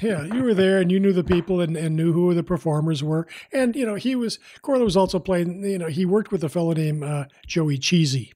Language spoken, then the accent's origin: English; Midwest, United States; now in Bay Area, United States; I grew up in the Midwest